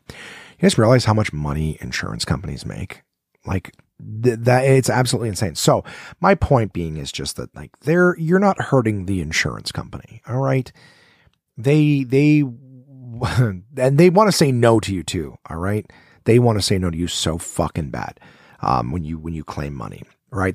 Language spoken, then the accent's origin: English; Ottawa, Ontario, Canada; from Ottawa, my hometown where I am sitting right now